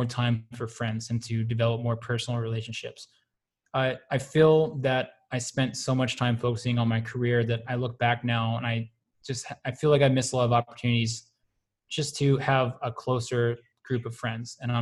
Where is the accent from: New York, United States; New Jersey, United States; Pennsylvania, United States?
Pennsylvania, United States; Pittsburgh; I'm from Pittsburgh, Pennsylvania, the home of Andy Warhol